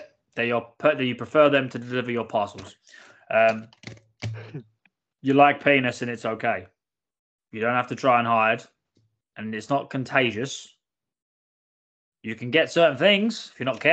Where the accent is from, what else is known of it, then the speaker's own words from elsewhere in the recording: United Kingdom; I am indeed British.